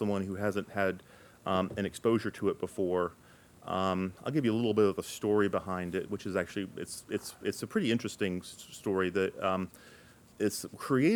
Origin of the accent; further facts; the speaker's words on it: North Carolina, United States; also born or lived in Charlottesville, Virginia / Washington, D.C.; now in Williamsburg, United States; grew up in North Carolina